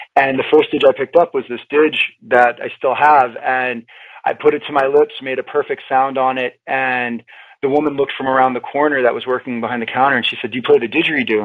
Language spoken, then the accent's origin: English; New Hampshire, United States; I grew up in New Hampshire